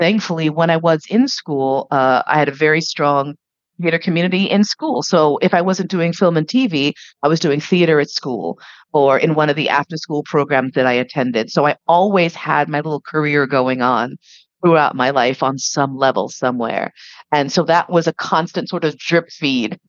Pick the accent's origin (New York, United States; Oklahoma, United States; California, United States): New York, United States; growing up in New York, the only lev community I'd seen was gay men in the West Village